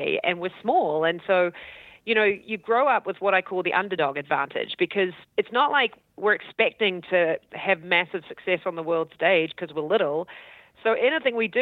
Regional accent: New Zealand; accent: Kiwi; also born or lived in Auckland / Christchurch; I'm from New Zealand.

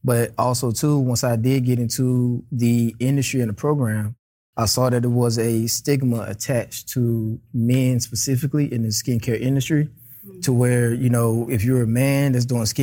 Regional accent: North Carolina, United States; moved away as an adult; also born or lived in Tacoma; I'm from North Carolina originally. Country boy, small city

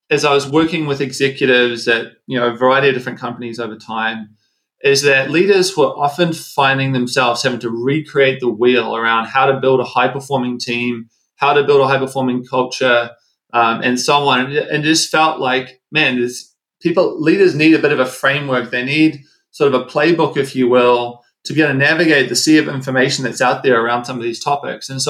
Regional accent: New Zealand; moved away as an adult; also born or lived in Seattle / Los Angeles; now in United States; So I'm from New Zealand. You probably hear the accent come through. Uh, lived in the States for, for some time now.

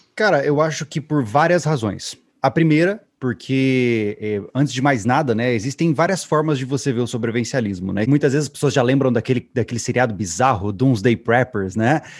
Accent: Campo Grande, Mato Grosso do Sul, Brazil; eu fui criado, eu sou de Mato Grosso do Sul, Campo Grande

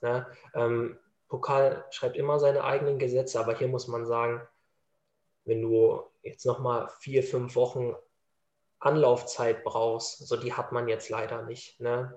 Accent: Dortmund, North Rhine-Westphalia, Germany; ich bin Dortmunder Junge

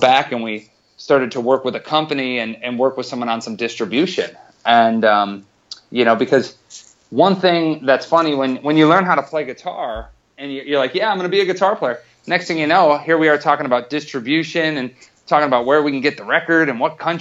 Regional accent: Wisconsin, United States; now in Los Angeles, United States; I grew up in Wisconsin

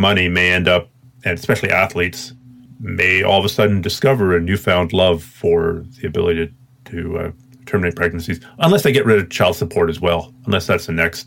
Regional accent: Canada; being a Canadian

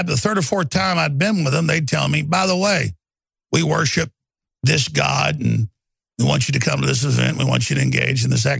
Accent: Rockwall, Texas, United States; growing up in Rockwall, Texas, at that time, the richest county in Texas, a bedroom community of Dallas.

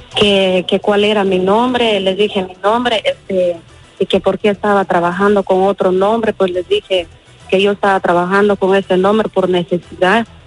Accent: Guatemala; moved away; yo soy de Guatemala

